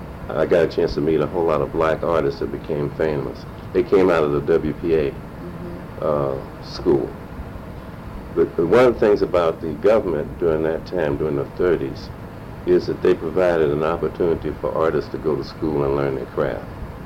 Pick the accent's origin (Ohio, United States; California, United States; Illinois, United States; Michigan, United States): Illinois, United States; Chicago; moved away as an adult; also born or lived in Fort Smith, Arkansas; now in St. Louis, United States; I grew up in Chicago. I was taken there when I was a small child. My father was brought to a government hospital in Missouri. So we came through here and went to Chicago, and I was raised in Chicago.